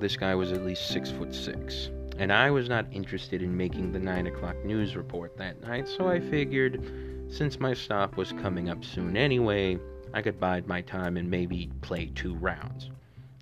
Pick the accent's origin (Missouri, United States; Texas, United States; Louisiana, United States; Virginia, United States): Missouri, United States; St. Louis; here in St. Louis, my hometown